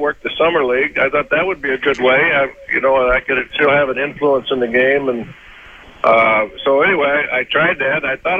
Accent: United States; I'm American.

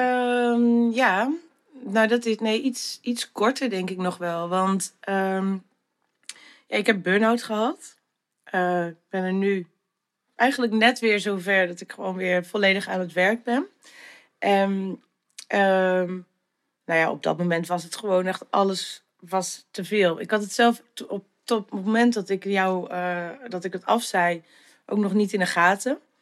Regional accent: Sint Annaparochie, Friesland, Netherlands; also born or lived in Zutphen; now in Leeuwarden, Netherlands; ik ben geboren in Zutphen. Maar ehm, mijn ouders zijn, nou, ik denk dat ik een half jaar oud was of zo. Zijn ze naar Sint-Anne-Prochje verhuisd. Ehm, daar ben ik dus eigenlijk opgegroeid.

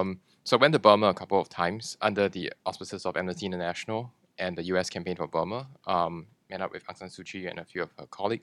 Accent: Singapore; I'm Singaporean, not Chinese.

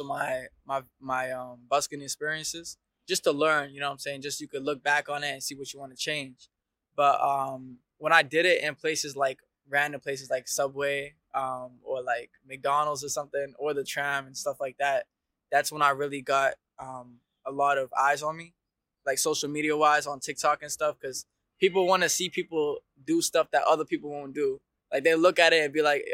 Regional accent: Dubai, United Arab Emirates; moved away as an adult; also born or lived in Detroit, Michigan (mother's origin); now in Melbourne, Australia; I've been living here in Australia for 3 years now. So I was born in Dubai, but originally my mom's from Michigan, Detroit

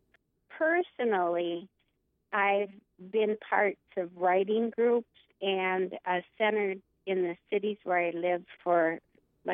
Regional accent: Hallock, Minnesota, United States; I grew up in Hallock, Minnesota, way up in the northern Red River Valley.

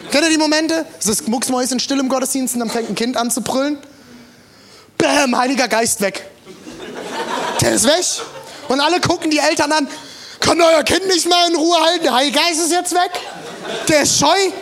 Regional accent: Germany; für uns Deutsche, die im Humanismus aufgewachsen sind

